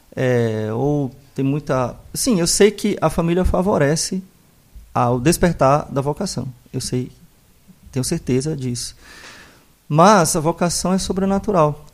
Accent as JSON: {"language": "Portuguese", "town": "Fortaleza", "region": "Ceará", "country": "Brazil", "tie": "born or raised there", "also_born_or_lived": "Mossoró / Caicó / Rio de Janeiro", "moved": "yes", "said": "Sou natural de Fortaleza"}